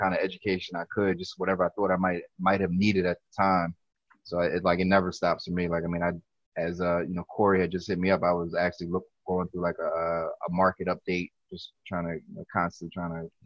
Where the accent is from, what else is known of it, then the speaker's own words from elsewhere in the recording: Philadelphia, Pennsylvania, United States; also born or lived in California / Lower Merion / Cheltenham; actually was born out in Cali. Probably came to Philly when I was like one or two